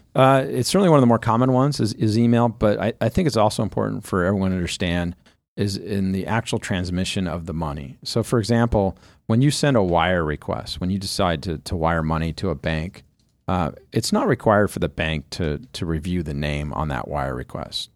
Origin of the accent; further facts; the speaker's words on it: Southern California, United States; when you grow up in Southern California